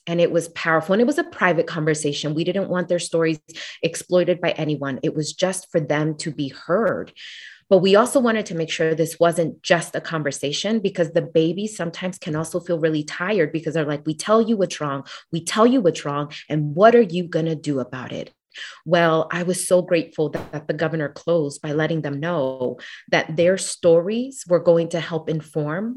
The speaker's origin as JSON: {"language": "English", "town": "Philadelphia", "region": "Pennsylvania", "country": "United States", "said": "I'm from Philly"}